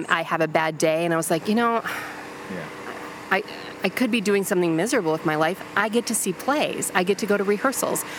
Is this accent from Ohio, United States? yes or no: no; Buffalo, New York, United States; now in Chicago, United States; I grew up in Buffalo